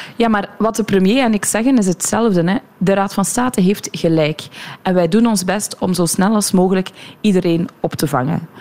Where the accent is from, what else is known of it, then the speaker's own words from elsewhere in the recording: Sint-Gillis-Waas, Flanders, Belgium; We zitten hier nu in De Klingen, dat is mijn geboortedorp. Mijn ouders wonen hier nog